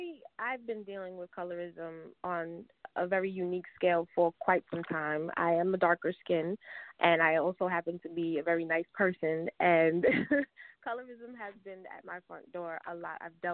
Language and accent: English; New York, United States; now in Atlanta, United States; I'm from New York. I actually live in Atlanta now.